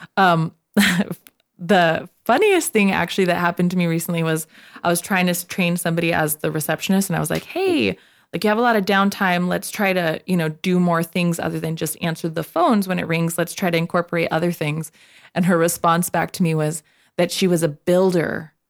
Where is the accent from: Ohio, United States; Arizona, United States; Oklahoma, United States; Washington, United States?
Arizona, United States; Nogales; I am from Nogales, Arizona